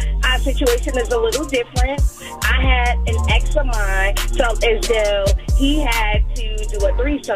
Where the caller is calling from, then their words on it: Plainfield, New Jersey, United States; I'm calling from Plainfield, New Jersey.